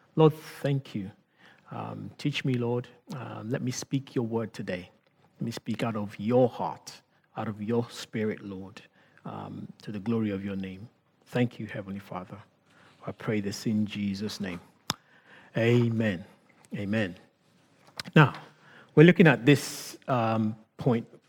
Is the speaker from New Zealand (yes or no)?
no; Nigeria; accent: Nigerian; thinking about my accent as I speak right now. You know, when I speak with certain people, I mean, the Nigerian in me comes out. I am Nigerian